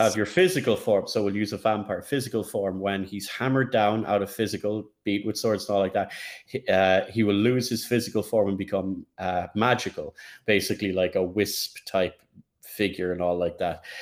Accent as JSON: {"language": "English", "country": "Ireland", "said": "As an Irishman"}